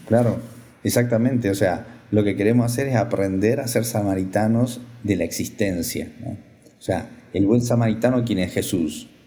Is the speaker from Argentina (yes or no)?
yes; Argentina; moved away; soy sacerdote argentino